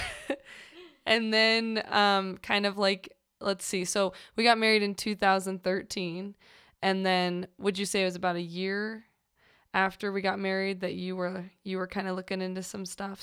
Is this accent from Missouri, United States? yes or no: yes; St. Louis, Missouri, United States; moved away; I'm originally from Saint Louis